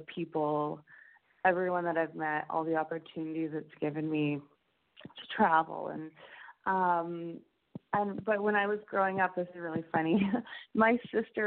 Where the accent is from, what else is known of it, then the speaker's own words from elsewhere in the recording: Alberta, Canada; growing up in Alberta